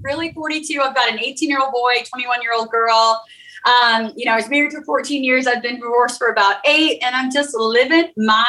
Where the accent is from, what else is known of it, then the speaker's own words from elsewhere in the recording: Oklahoma, United States; also born or lived in Texas; So the beginning, I grew up in Oklahoma, Texas area, military family, traveling.